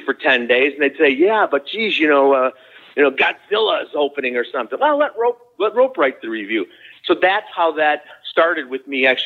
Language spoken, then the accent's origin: English; Chicago, Illinois, United States; I grew up here in the Chicago area. That's where I'm at today as I'm talking to you